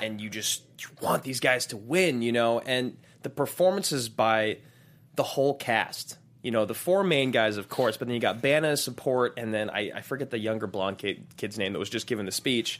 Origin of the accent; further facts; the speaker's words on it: United States; born and raised in America.